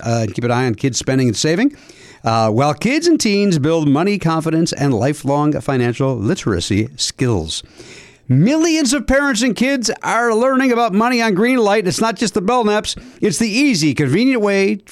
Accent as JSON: {"language": "English", "town": "Chicago", "region": "Illinois", "country": "United States", "tie": "born or raised there", "said": "you and I grew up in Chicagoland"}